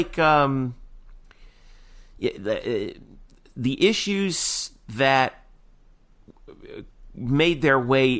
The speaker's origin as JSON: {"language": "English", "region": "New Jersey", "country": "United States", "moved": "yes", "said": "I'm from New Jersey"}